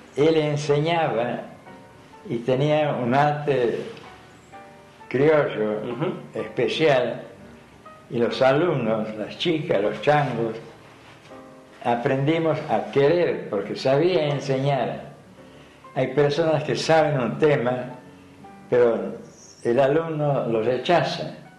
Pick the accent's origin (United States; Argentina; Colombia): Argentina; Santiago del Estero; now in Buenos Aires, Argentina; Era un sonido desconocido para, para mí en Santiago. Allá andábamos en mula, en burro.